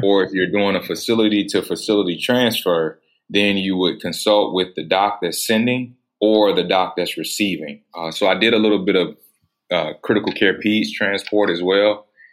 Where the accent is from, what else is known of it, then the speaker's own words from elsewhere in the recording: Atlanta, Georgia, United States; I was actually born in the city of Atlanta